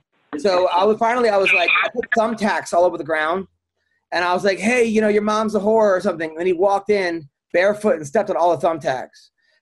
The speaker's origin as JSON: {"language": "English", "area": "Long Island", "region": "New York", "country": "United States", "tie": "born or raised there", "said": "I dealt with a lot of anti-Semitism growing up in Long Island."}